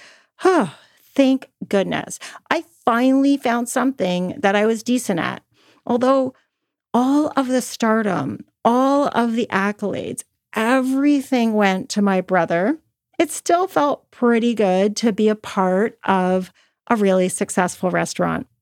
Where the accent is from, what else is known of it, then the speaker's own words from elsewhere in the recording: Toronto, Ontario, Canada; I grew up in Toronto, Canada